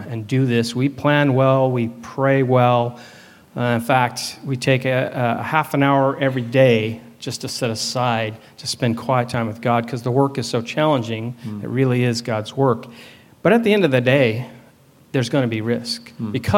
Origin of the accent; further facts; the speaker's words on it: California, United States; moved away as an adult; also born or lived in Hawaii; we are from California. Please don't hold that against us. I grew up there